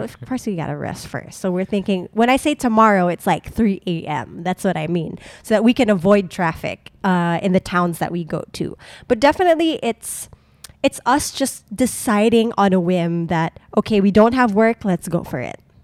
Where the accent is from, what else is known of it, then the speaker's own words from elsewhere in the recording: Subic, Central Luzon, Philippines; moved away; We've been taking road trips to my hometown, Subic, because we are still a resident.